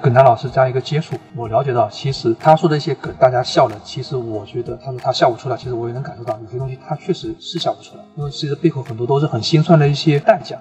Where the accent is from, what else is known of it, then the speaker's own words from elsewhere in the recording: Suzhou, Jiangsu, China; 我家乡苏州